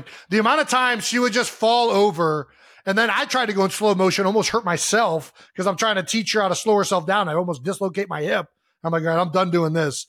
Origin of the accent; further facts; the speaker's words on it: Ohio, United States; Growing up in Ohio.